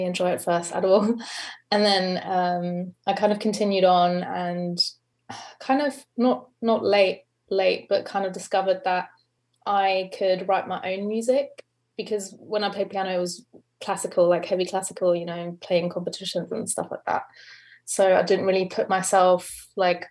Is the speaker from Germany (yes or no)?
yes; Germany; moved away as an adult; now in London, United Kingdom; I am from Germany originally. I am in Berlin right now, but I've been living in London for the past 7 years